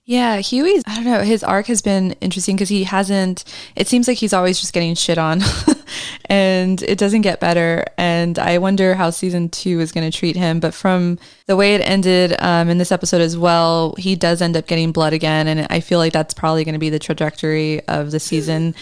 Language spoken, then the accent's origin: English; Australia; reminds me of being Australian